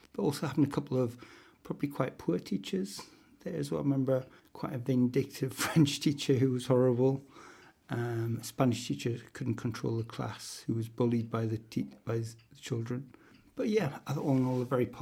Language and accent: English; North Shields, North East England, United Kingdom; growing up in North Shields